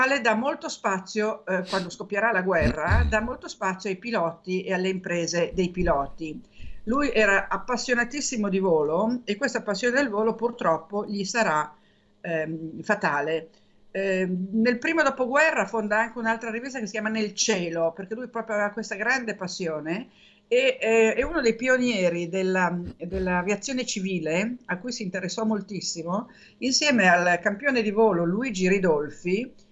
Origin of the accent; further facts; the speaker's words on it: Genoa, Liguria, Italy; sono di Genova, altra città che io amo moltissimo.